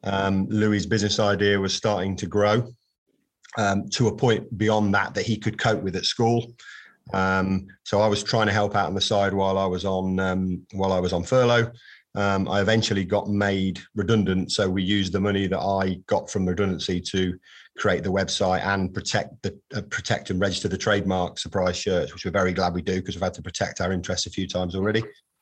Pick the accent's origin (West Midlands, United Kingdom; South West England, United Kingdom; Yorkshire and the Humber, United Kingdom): West Midlands, United Kingdom; Coventry; So I was born, I am from Coventry, albeit I've lived there intermittently, but not lived there, didn't really grow up in Coventry.